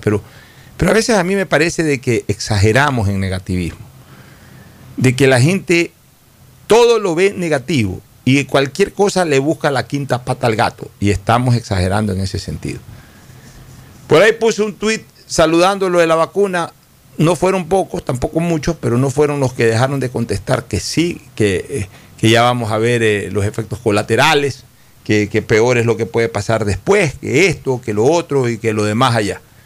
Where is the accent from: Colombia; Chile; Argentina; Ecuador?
Ecuador